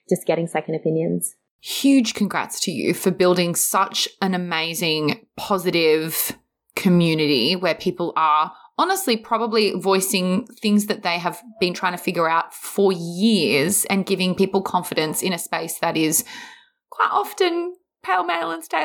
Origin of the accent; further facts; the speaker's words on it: Queensland, Australia; now in Sydney, Australia; I'm a Queenslander mm. originally, so that won't be happening.